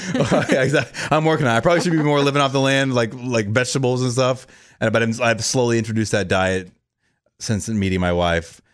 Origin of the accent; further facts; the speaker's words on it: Orlando, Florida, United States; moved away; I grew up in Orlando